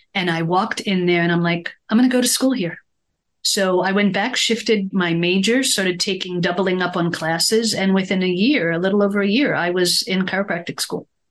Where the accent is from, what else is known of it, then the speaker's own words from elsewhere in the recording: Israel; moved away; growing up in Israel, we're very ingrained in European culture